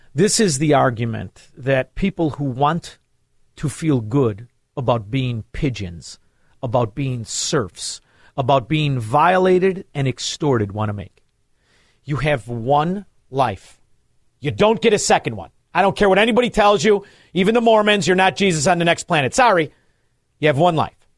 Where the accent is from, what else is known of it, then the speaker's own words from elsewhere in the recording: Chicago, Illinois, United States; I'm from Illinois, Chicago, Illinois